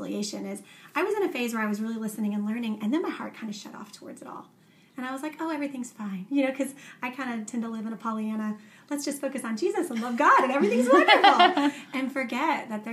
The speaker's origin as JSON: {"language": "English", "town": "Dallas", "region": "Texas", "country": "United States", "tie": "born or raised there", "lives_now": "Round Rock, United States", "said": "I grew up in in South Dallas"}